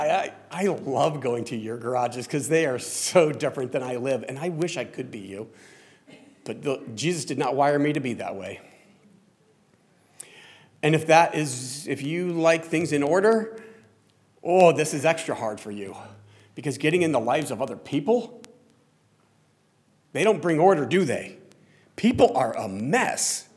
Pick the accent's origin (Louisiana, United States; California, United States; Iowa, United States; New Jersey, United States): New Jersey, United States; we're from Jersey